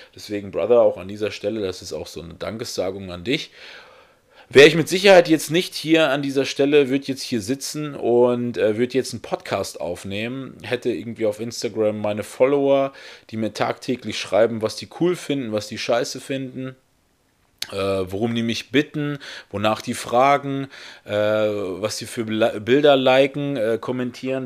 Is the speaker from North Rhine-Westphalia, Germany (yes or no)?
yes; North Rhine-Westphalia, Germany; also born or lived in Russia; geboren bin ich dort in Russland. Äh, mit zweieinhalb Jahren habe ich es dann geschafft, äh, mit meiner gesamten Familie nach Deutschland zu ziehen. Und ähm, wir sind dann auch hier in Deutschland gestrandet in Nordrhein-Westfalen